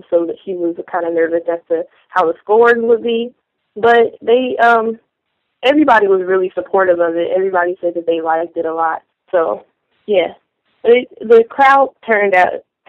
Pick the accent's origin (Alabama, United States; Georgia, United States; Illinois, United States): Illinois, United States; Chicago; I'm from Chicago